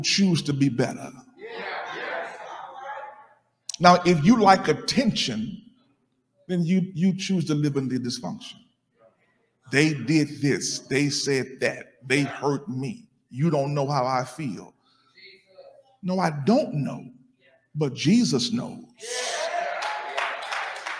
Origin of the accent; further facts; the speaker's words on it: Alexandria, Louisiana, United States; I'm from Louisiana, Alexandria